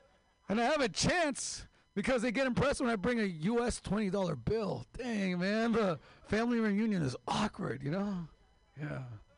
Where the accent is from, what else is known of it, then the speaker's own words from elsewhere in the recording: Mexicali, Baja California, Mexico; I'm from Mexico, Mexicali, the real California.